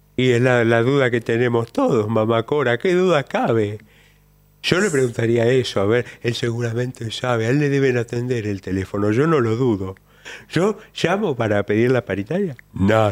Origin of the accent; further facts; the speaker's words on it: Buenos Aires, Argentina; de Flores